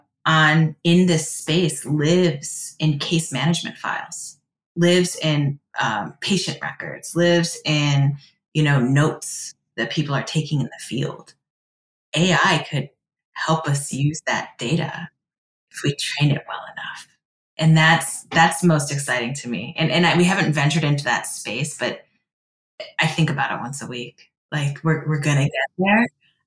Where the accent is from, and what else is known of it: Cleveland, Ohio, United States